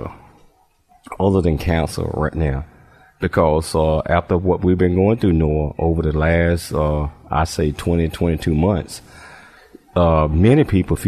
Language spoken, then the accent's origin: English; Chattanooga, Tennessee, United States; moved away; my hometown of Chattanooga, Tennessee.